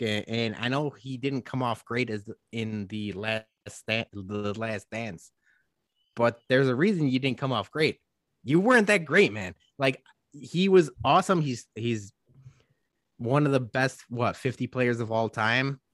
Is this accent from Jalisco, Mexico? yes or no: yes; Guadalajara, Jalisco, Mexico; now in Chicago, United States; Guadalajara, Jalisco, Mexico. My hometown